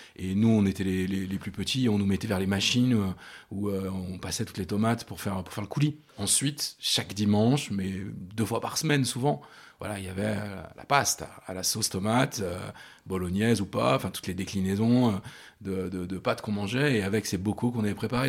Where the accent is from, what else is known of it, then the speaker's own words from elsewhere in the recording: Rive-de-Gier, Auvergne-Rhône-Alpes, France; moved away as an adult; now in Lyon, France; moi j'ai grandi à Rive de Gier, qui est une petite ville qui se trouve entre Saint-Étienne et Lyon